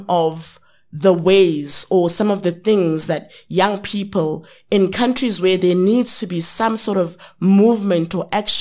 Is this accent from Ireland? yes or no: no; South Africa; I'm from South Africa